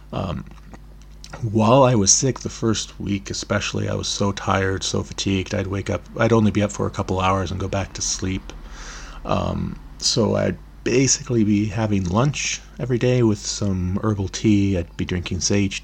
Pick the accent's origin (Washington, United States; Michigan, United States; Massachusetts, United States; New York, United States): Washington, United States; Olympic Peninsula; now in Berlin, Germany; I'm originally from the Olympic Peninsula